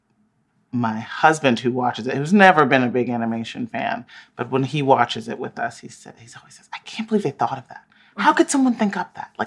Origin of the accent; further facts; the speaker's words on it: United States; I'm an American girl